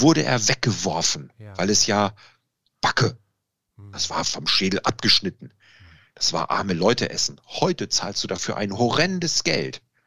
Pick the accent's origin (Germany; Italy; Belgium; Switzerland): Italy; da bin ich Italiener